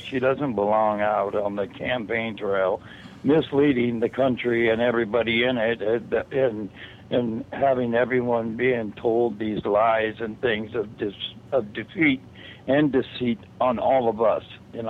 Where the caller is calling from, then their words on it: California, United States; I'm calling from California.